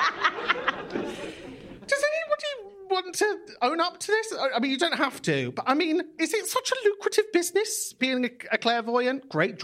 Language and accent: English; London, United Kingdom; Kentish Town where I'm from